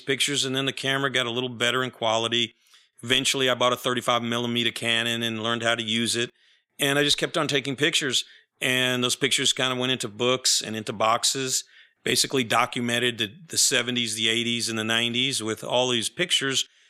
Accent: New York, United States; now in Austin, United States; I grew up in New York

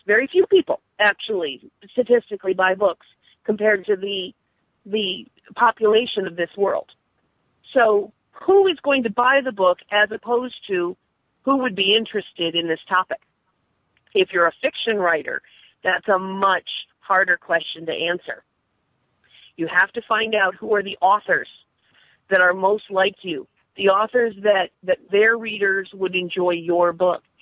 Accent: New England, United States; I'm from New England

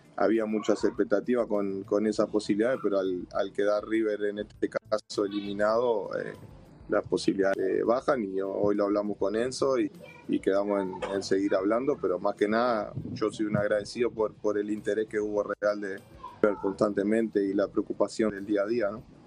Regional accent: Uruguay; moved away; como uruguayo

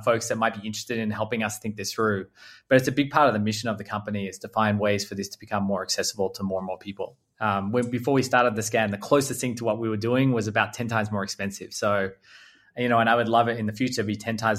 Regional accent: Australia; moved away; Australia, which is where I'm from, for your listeners that haven't yet characterized my accent

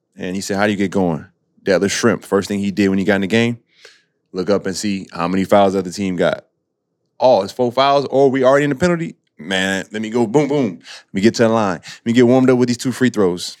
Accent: Illinois, United States; I grew up in Illinois

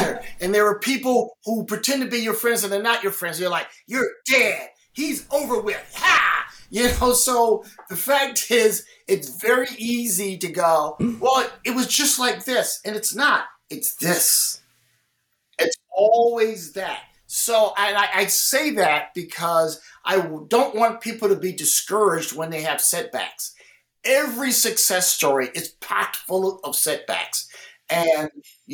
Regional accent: Midwest, United States; moved away; I'm growing up in the Midwest.

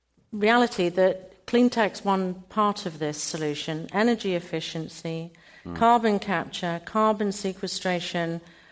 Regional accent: United Kingdom; I'm British.

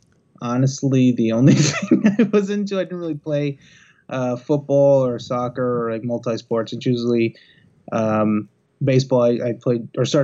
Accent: Newark, New Jersey, United States; also born or lived in Nutley, New Jersey; I'm from New Jersey. I grew up in Newark and then moved to Nutley, and I currently reside here now

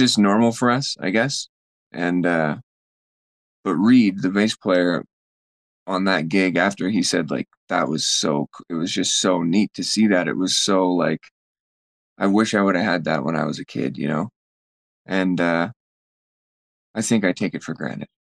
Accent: Fort St. John, British Columbia, Canada; we were up in Fort St. John in my hometown

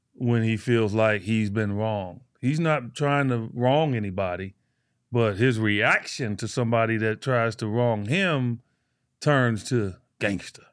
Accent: Chicago, Illinois, United States; I grew up Chicago, Illinois, inner city. I grew up in Cabrini Green.

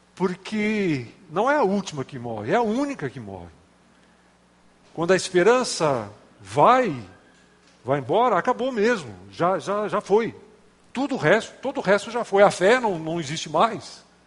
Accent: Gaúcho, Rio Grande do Sul, Brazil; now in São Paulo, Brazil; moro em São Paulo, mas não sou corintiano, sou gaúcho

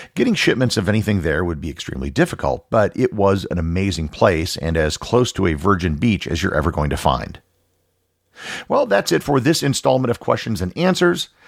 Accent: United States; I am an American

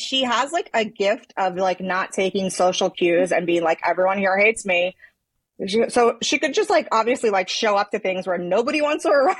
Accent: Philadelphia, Pennsylvania, United States; moved away as an adult; now in Los Angeles, United States; I'm from Philly originally.

